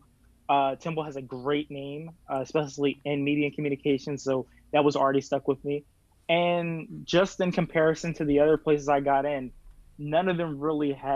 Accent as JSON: {"language": "English", "town": "Cheltenham", "region": "Pennsylvania", "country": "United States", "said": "I'm from Cheltenham, which is a small, like, suburb outside of Philadelphia."}